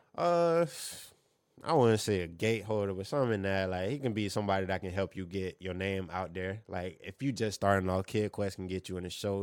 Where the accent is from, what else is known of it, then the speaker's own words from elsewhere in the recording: Fort Myers, Florida, United States; growing up in Fort Myers